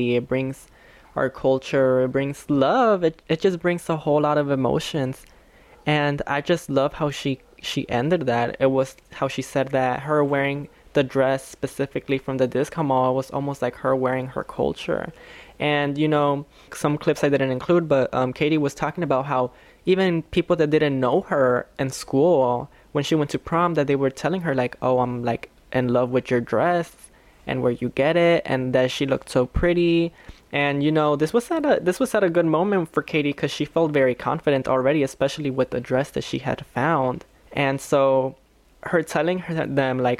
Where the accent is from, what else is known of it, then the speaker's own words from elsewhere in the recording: Chicago, Illinois, United States; I was raised here in Little Village